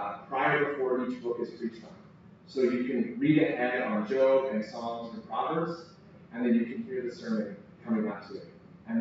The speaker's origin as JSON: {"language": "English", "country": "United States", "moved": "yes", "said": "I'm originally from the States"}